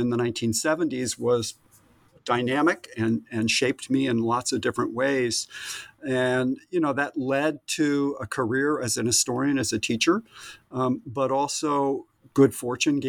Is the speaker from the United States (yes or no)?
yes; New England, United States; moved away as an adult; also born or lived in Southern California; now in California, United States; I grew up in New England and absolutely adored and still adore that landscape.